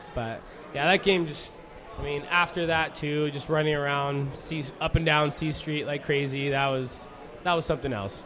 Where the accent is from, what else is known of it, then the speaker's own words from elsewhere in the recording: Redmond, Washington, United States; I grew up in Redmond